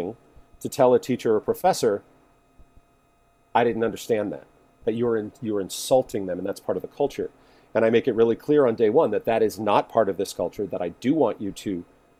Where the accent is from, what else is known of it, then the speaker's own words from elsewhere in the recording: Boca Raton, Florida, United States; moved away as an adult; also born or lived in Miami, Florida / New York; I grew up in Boca Raton, Florida, which is like the definition of a suburb